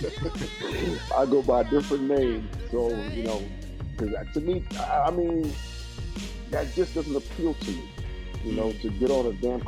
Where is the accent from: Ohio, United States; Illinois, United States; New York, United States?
New York, United States; New York City; also born or lived in The Bronx, New York; I'm from Fort Greene.